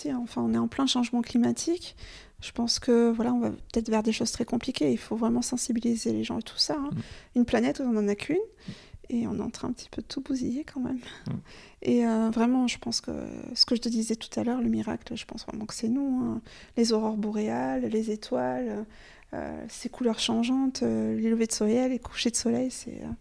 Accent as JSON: {"language": "French", "region": "Occitania", "country": "France", "said": "dans ma région d'origine, moi j'ai un rêve en fait. Il faut peut-être que je le propose d'ailleurs. Il y a le pic du Midi"}